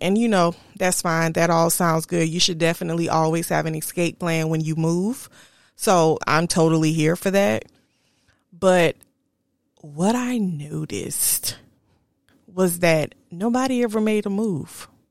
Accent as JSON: {"language": "English", "region": "South Carolina", "country": "United States", "tie": "born or raised there", "also_born_or_lived": "Charlotte, North Carolina", "moved": "as an adult", "lives_now": "Texas, United States", "said": "I kept going back to South Carolina. Kept going backwards. Kept trying to see what was there. Kept dating men from South Carolina, knowing I wanted to get away from that, from my hometown"}